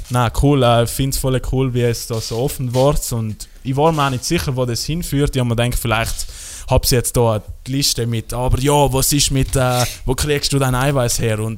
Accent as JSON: {"language": "German", "region": "Trentino-Alto Adige", "country": "Italy", "said": "bei uns in Südtirol"}